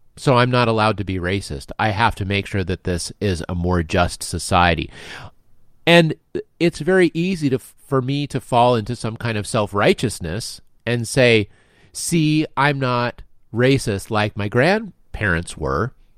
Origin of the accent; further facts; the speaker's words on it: United States; myself as American, I'm fully inculcated with American values